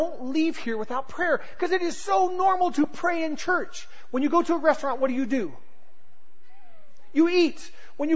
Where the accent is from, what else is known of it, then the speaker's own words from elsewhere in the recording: Southern California, United States; moved away as an adult; also born or lived in Oklahoma; growing up in Southern California